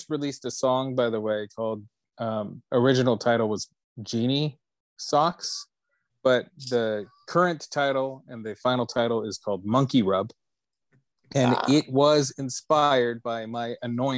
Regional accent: Florida, United States; I was born in Florida.

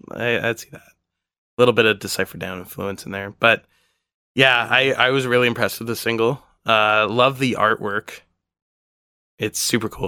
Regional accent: Canada; I was from Canada

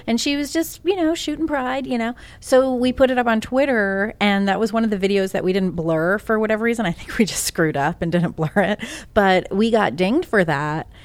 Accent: Northeast, United States; also born or lived in Massachusetts / New York; I'm from the Northeast, born and raised.

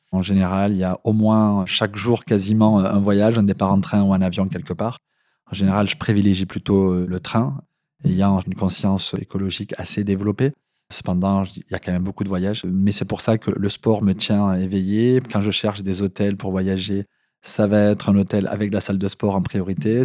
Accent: south of France, France; accent: southern French; comme tu l'as peut-être reconnu à mon accent, je viens du, sud de la France.

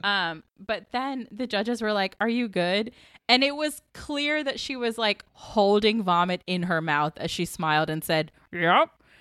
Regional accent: Atlanta, Georgia, United States; I grew up in Atlanta in Southern, like, battle of the bands culture

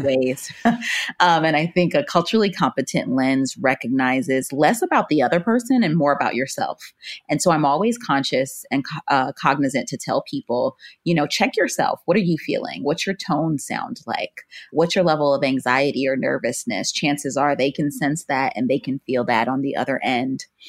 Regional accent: Miami, Florida, United States; was born and raised in Florida

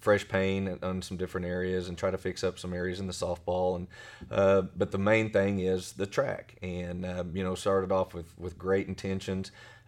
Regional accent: Weatherford, Oklahoma, United States; born there; also born or lived in Blanchard / Tecumseh / Elk City / Wichita; So I was born in Weatherford. Then my dad was a high school football coach. And we've lived in Blanchard, Tecumseh, Elk City.

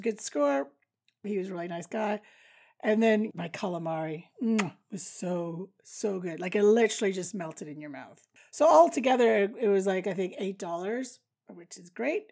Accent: Canada; I do know some French, obviously, being Canadian

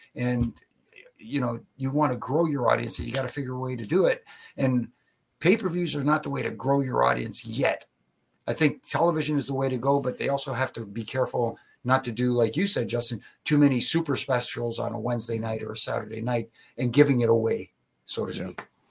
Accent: Ontario, Canada; I'm from Ontario.

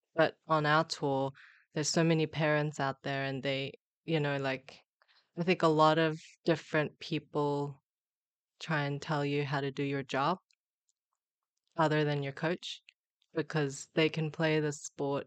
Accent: Australia; also born or lived in Busan, South Korea; moved to Australia

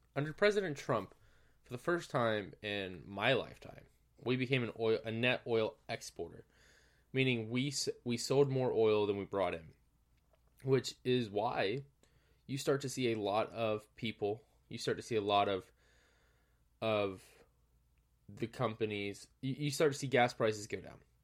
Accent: Georgia, United States; my home state of Georgia

